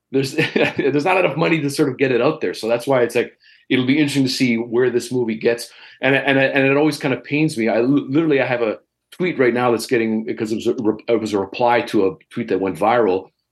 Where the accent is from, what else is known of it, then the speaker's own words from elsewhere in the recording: Toronto, Ontario, Canada; as a Canadian and as a local